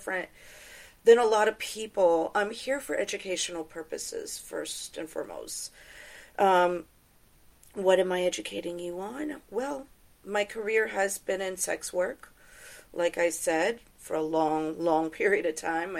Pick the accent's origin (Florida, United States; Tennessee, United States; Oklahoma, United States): Florida, United States; Tampa; I grew up in Tampa, Florida